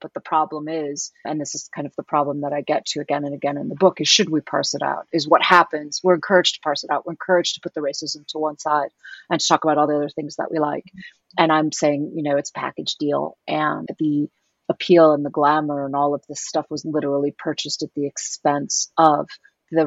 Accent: Chicago, Illinois, United States; I come from Chicago

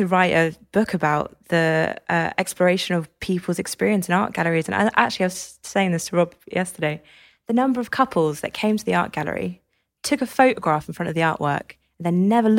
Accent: Cambridge, East of England, United Kingdom; I grew up in Cambridge.

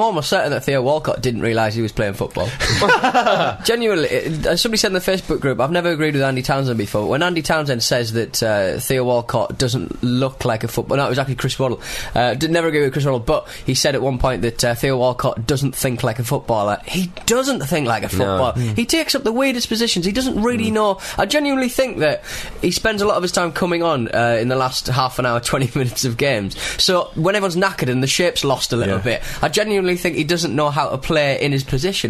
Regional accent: United Kingdom; We like to win ugly because we're British.

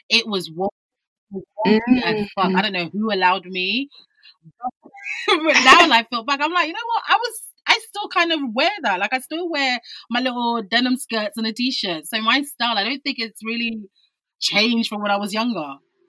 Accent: Croydon, London, United Kingdom; I'm from Croydon too.

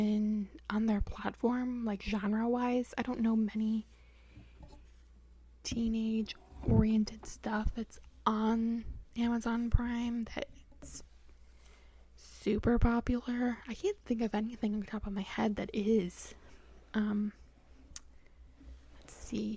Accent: Wisconsin, United States; from Wisconsin, if you couldn't tell by the accent.

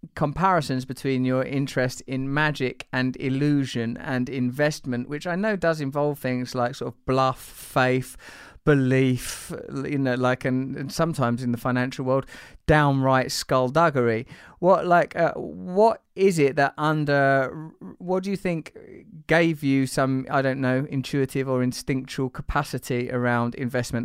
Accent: England, United Kingdom; I'm English

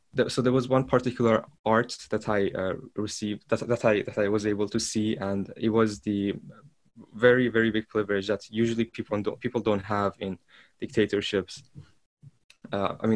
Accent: Iran; moved away as an adult; now in Europe; I was born and raised in Iran, and I recently moved out of the country.

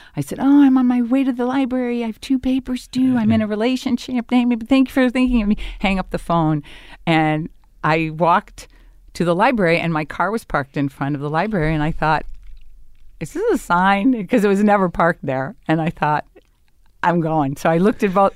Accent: Chicago, Illinois, United States; moved away as an adult; I'm back in my hometown

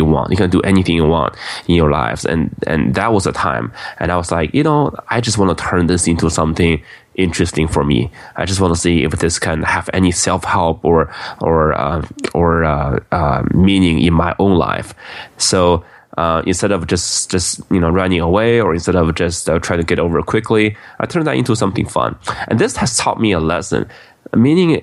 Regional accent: Beijing, China; now in United States; I grew up in Beijing, China

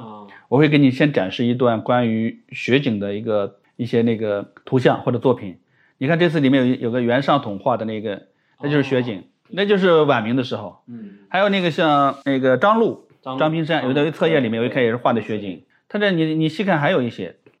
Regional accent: China; 但是你说说王辉，那我们中国人，你说有多少人知道，对不对？

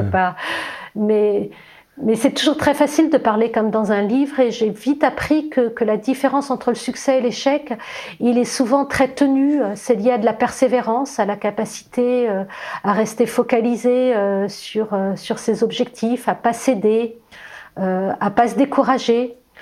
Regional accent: Versailles, Île-de-France, France; je suis née à Versailles, euh, dans, la région parisienne, dans une famille nombreuse

